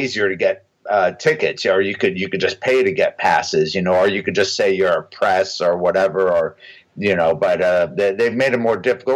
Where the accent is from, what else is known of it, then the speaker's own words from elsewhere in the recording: Huntington Beach, California, United States; I grew up in Huntington Beach, which is literally 10-15 minutes from the Anaheim Convention Center